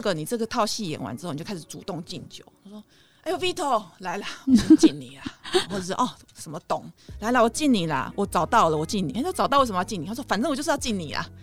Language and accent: Chinese; Taiwan; 我们台湾人